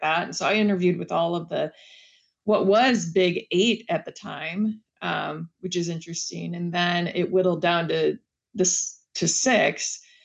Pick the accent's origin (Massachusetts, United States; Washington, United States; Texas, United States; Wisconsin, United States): Wisconsin, United States; I grew up in Wisconsin